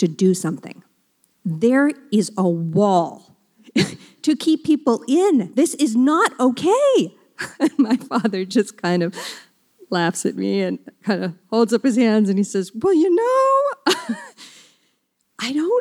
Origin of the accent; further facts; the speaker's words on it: New Mexico, United States; I'm from New Mexico and I even ride horses on mesa tops